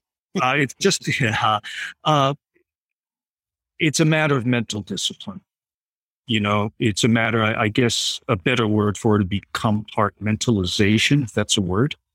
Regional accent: Providence, Rhode Island, United States; moved away; also born or lived in Riverton, Connecticut; my hometown

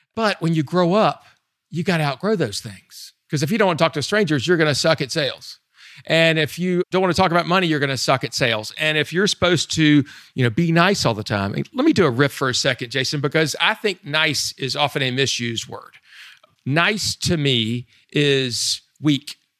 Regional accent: Southeastern United States, United States; I'm from the Southeastern United States

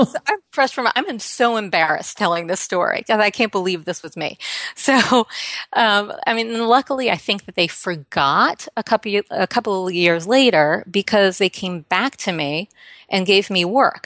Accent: New York, United States; not only did I grow up here, but I grew up here during the seventies

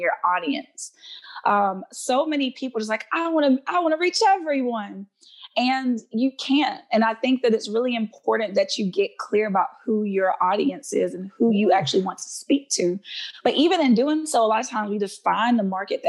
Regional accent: Alabama, United States; my home state of Alabama

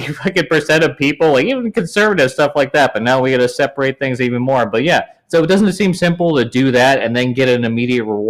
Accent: Los Angeles, California, United States; I grew up in Los Angeles

